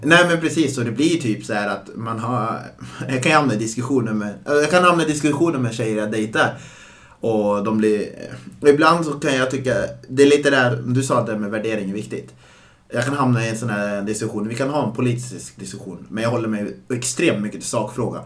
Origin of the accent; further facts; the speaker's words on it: Östersund, Jämtland, Sweden; now in Stockholm, Sweden; mina barndomskompisar, både som bor här i Stockholm och eh, hemma i Östersund